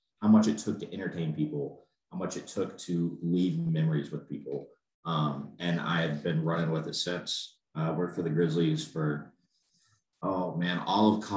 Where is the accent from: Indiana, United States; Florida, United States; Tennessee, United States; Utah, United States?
Tennessee, United States; Memphis; moved away as an adult; now in Missoula, United States; I grew up in Memphis, Tennessee